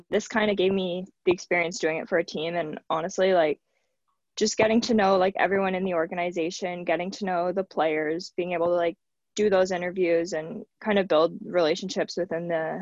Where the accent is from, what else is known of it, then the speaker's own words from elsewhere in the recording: Hamilton, Ontario, Canada; my hometown team